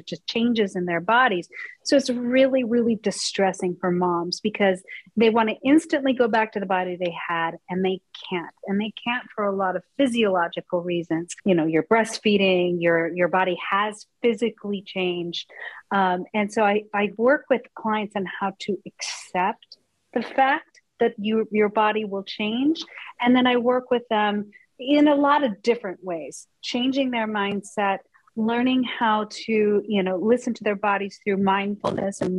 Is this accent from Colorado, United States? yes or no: yes; Colorado, United States; I grew up in Colorado